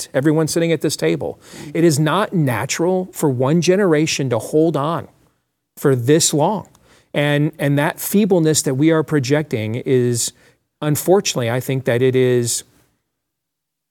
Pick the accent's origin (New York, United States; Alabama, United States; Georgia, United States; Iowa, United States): Iowa, United States; In my home state, we have a congresswoman named Marionette Miller Meeks